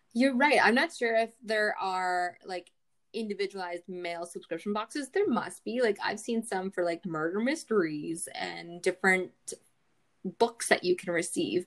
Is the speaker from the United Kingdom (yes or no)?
no; Canada; we're Canadian